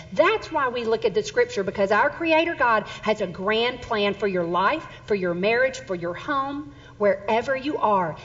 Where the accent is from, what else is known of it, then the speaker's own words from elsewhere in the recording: Southern Mississippi, United States; now in Texas, United States; I'm actually from Southern Mississippi, and I grew up there